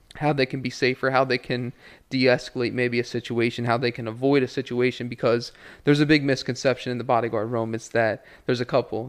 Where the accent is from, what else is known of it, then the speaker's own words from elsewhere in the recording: Ocean City, Maryland, United States; also born or lived in Hanover, Pennsylvania; I was born in Hanover, Pennsylvania, uh, grew up in Ocean City, Maryland